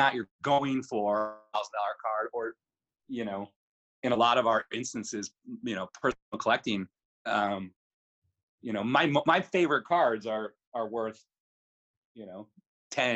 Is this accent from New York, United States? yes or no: no; Chicago, Illinois, United States; now in Milwaukee, United States; my family is from Illinois, and I was born in Chicago